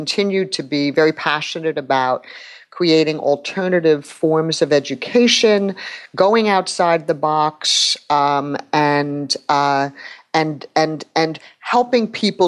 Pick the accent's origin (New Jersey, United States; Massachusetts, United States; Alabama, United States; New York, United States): New York, United States; New York City; I'm from New York City and have lived here all my life.